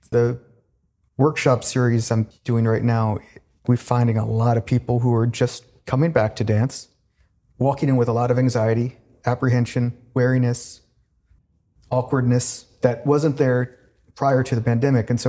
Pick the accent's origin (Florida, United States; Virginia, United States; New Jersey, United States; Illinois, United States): Virginia, United States; now in New York, United States; When I came to New York from Virginia, mm-hmm.